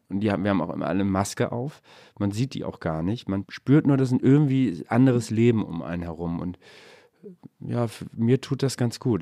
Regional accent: Hamburg, Germany; ich bin Hamburger

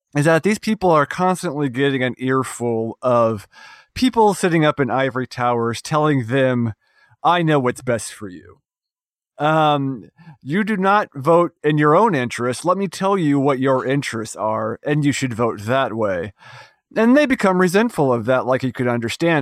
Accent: West Virginia, United States; my home state of West Virginia

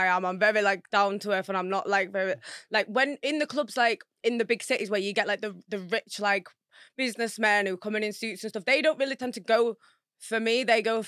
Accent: Wakefield, Yorkshire and the Humber, United Kingdom; I'm from Wakefield

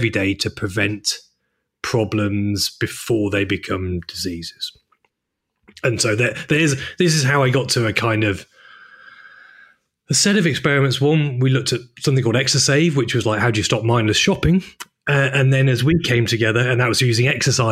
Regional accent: Chester, North West England, United Kingdom; also born or lived in Manchester; I'm from Chester, but I'm more Mancunian than I am, more Manc than monk

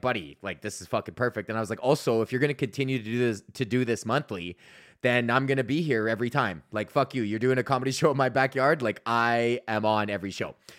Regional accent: Georgetown, Ontario, Canada; I was in Georgetown, here in Georgetown, and my hometown

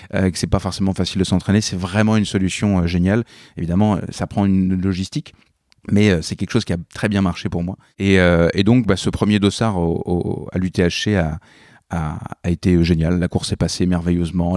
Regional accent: Normandy, France; moved away as an adult; also born or lived in Montreal, Canada / Paris, France; je suis né, j'ai grandi en Normandie

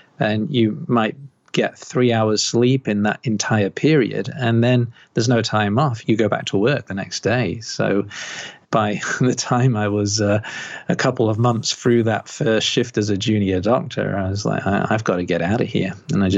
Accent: Liverpool, North West England, United Kingdom; moved away as an adult; now in Australia; Oh, no, I'm from Liverpool, UK originally, like about 27 years ago. So when I go back to Liverpool, people go, where are you from? You're not from here.

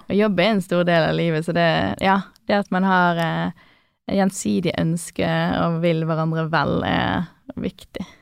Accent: Bergen, Vestland, Norway; accent: Bergen dialect; moved away as an adult; also born or lived in Oslo; jeg syns jeg har bevart dialekten min veldig bra

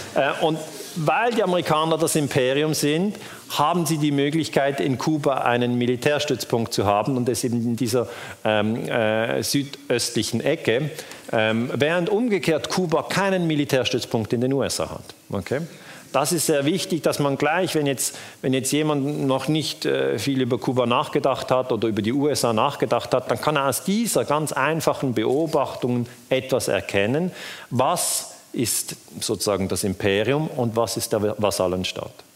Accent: Switzerland; ich bin aus der Schweiz

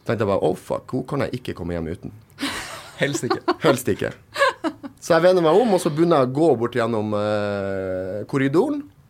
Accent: Narvik, Nordland, Norway; Jeg er født og oppvokst i Narvik

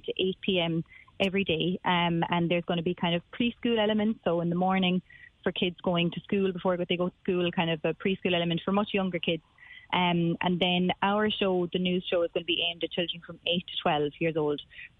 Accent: Cardavan, Munster, Ireland; also born or lived in Dublin, Ireland; I was born in Dublin, actually, but I grew up in Cardavan and I went to school there. And then when I was about 16, we moved to North Circular.

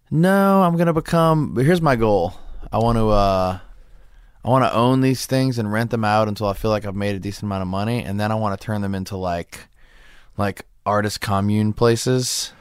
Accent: Metairie, Louisiana, United States; now in Los Angeles, United States; I was brought up in New Orleans

